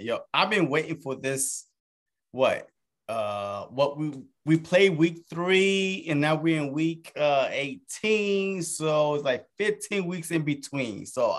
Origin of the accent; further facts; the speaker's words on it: New Jersey, United States; I'm sorry because I'm from South Jersey. And as you know, that Jersey, it is split in half.